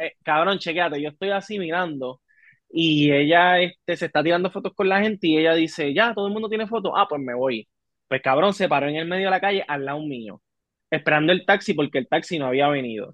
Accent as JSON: {"language": "Spanish", "country": "Puerto Rico", "said": "yo soy de Puerto Rico"}